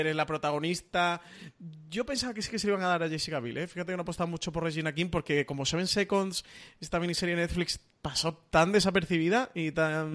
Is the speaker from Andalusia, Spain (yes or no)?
yes; Málaga, Andalusia, Spain; soy el malagueño